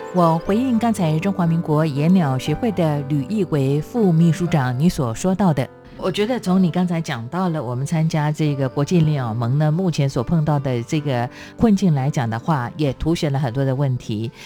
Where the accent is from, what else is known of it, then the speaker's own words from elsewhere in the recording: Taiwan; 身为台湾人，我非常的骄傲